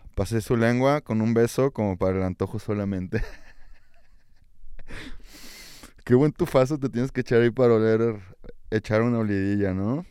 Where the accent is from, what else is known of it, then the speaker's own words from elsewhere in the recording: Mexico; Así somos los mexicanos